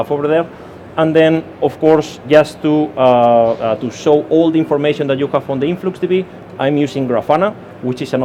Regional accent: Spain; accent: Spanish; English is a second language; now in United Kingdom; I'm Spanish, as you can hear by my accent, so I'm just a Spanish guy living in the UK

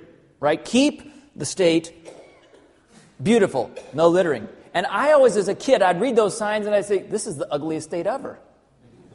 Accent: Arkansas, United States; also born or lived in Southern California; even though I was born in Southern California, most of my life, I lived in Arkansas.

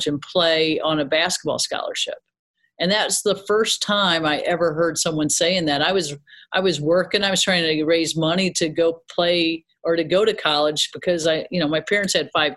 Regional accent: Peoria, Illinois, United States; moved away as an adult; now in Carbondale, United States; growing up in Peoria

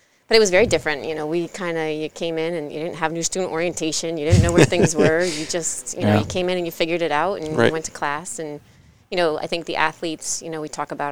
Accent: New Hampshire, United States; moved away; also born or lived in New Haven, Connecticut; I was born in New Haven, moved to New Hampshire, spent majority of my life there

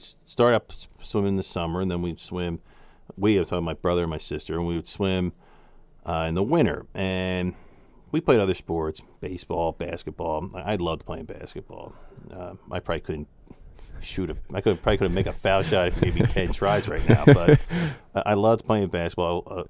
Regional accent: Jenkintown, Pennsylvania, United States; Jenkintown is the town where the show The Goldbergs takes place.

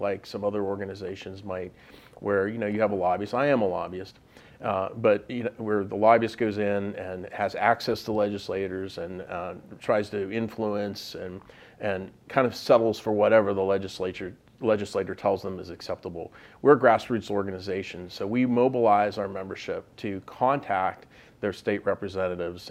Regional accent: Pittsburgh, Pennsylvania, United States; moved away as an adult; also born or lived in Virginia; now in Harrisburg, United States; I'm from Pittsburgh, so I moved back to Allegheny County. So I'm a native son

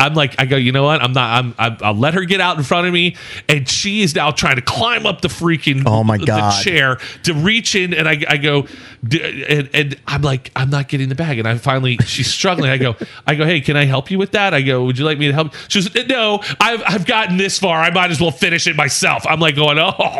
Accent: the South, United States; I was born in the South

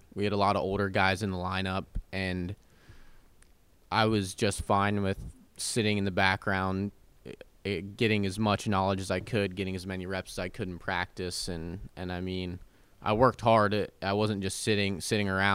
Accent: Pennsylvania, United States; moved away as an adult; now in Clarksville, United States; I'm obviously not from around here. I'm from Pennsylvania.

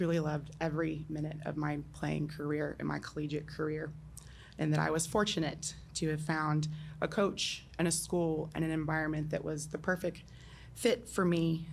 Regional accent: Louisville, Kentucky, United States; in my hometown

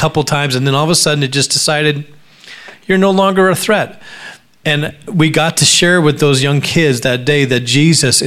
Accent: Alaska, United States; I grew up in Alaska

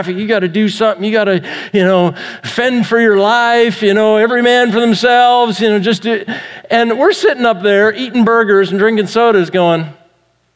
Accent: Vancouver, British Columbia, Canada; I grew up in Vancouver, Canada

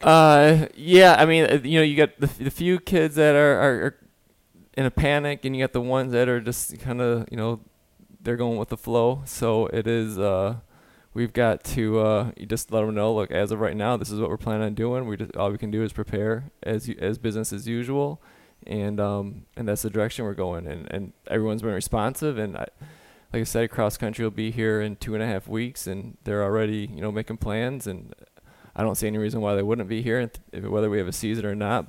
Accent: Michigan, United States; I'm from Michigan, a huge Tiger fan

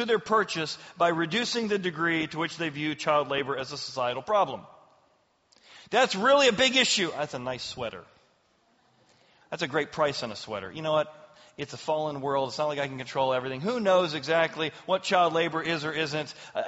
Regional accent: Ireland; and of course I'm angry. I'm Irish.

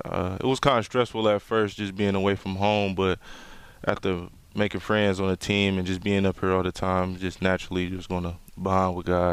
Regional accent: Detroit, Michigan, United States; I'm from Detroit, Michigan. Graduated from Cass Tech

